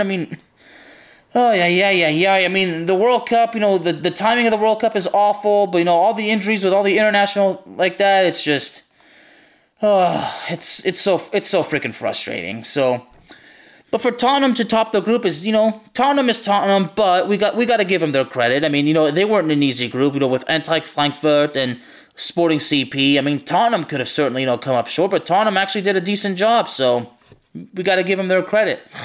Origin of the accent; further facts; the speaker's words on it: Lyon, Auvergne-Rhône-Alpes, France; I'm not from Marseille, I'm from Lyon